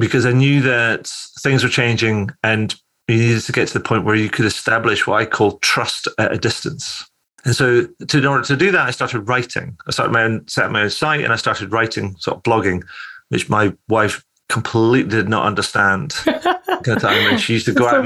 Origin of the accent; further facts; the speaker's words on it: Scotland, United Kingdom; moved away as an adult; also born or lived in Cairo, Egypt / Edinburgh; So I'm originally from Scotland. I now kind of live back in Scotland, recently moved here to Edinburgh with my wife